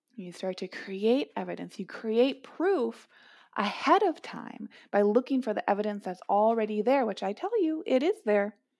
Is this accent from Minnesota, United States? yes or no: yes; Minneapolis, Minnesota, United States; Growing up in Minneapolis